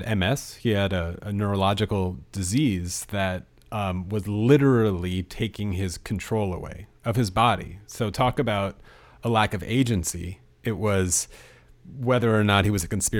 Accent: United States; being an American

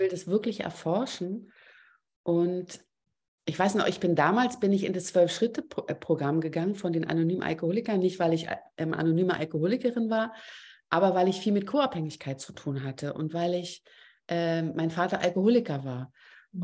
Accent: Berlin, Germany; accent: Berliner Klappe; komme ich noch aus Berlin und habe manchmal auch eine irre Berliner Klappe

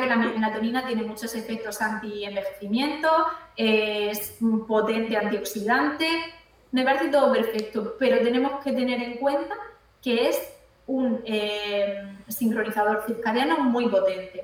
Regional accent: Cartagena, Region of Murcia, Spain; Yo aquí estoy en Cartagena, yo estoy de Cartagena.

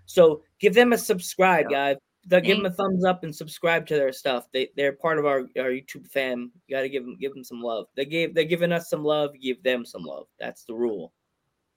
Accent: Pennsylvania, United States; I'm from Pennsylvania.

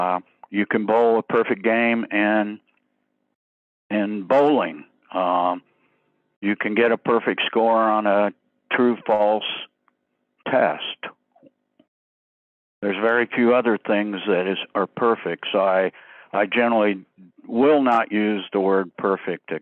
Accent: the Ozarks of Missouri, United States; I grew up in the Ozarks of Missouri, and the Bible Belt, and I was raised a Southern Baptist

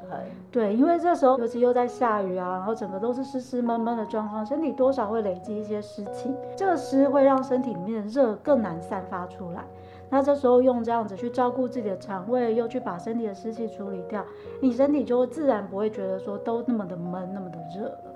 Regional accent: Chiayi, Taiwan; moved away as an adult; also born or lived in Taoyuan; now in Linkou, Taiwan; 我本身其实住林口，不过因为我，我是嘉义人

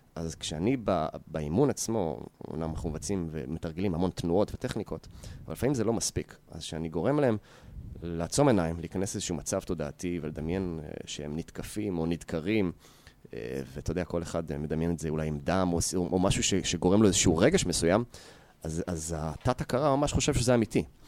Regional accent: Yehud, Central District, Israel; גדלתי ביהוד

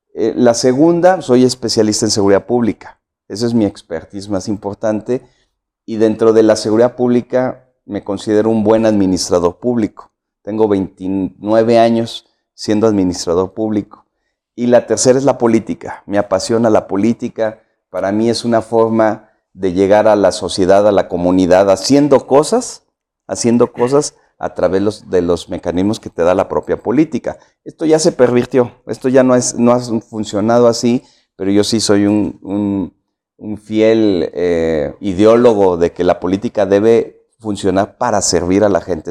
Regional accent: San Luis Potosí, Mexico; yo soy de aquí de la ciudad, de San Luis Potosí. Nací en el 66, eh, tengo 54 años. Eh, nací nací, crecí en, el norte de la ciudad

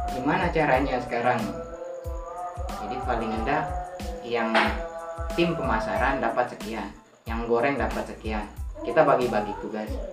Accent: Lombok, West Nusa Tenggara, Indonesia; watak orang dusun saya lah secara kecilnya mungkin kebanyak secara umumnya lombok ini kalau bahasa kita deku

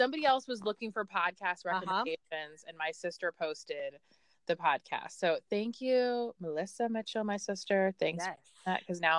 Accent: Ireland; Oh, I'm from Ireland, but shout out to Irish.

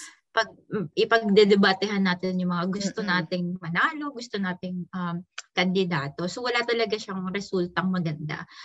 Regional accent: Philippines; moved away; maging proud ako na Filipino ako

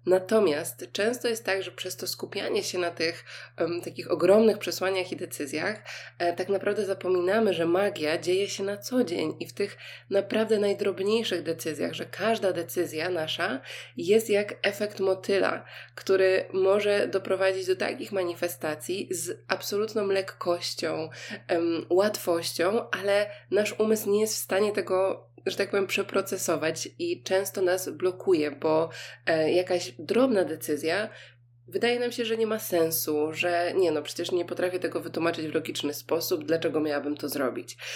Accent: Poland; mówię, że jestem z Polski

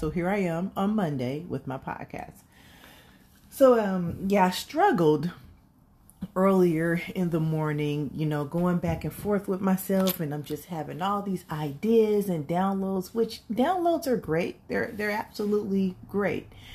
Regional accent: California, United States; I was raised in California, but my grandmother is from Mississippi

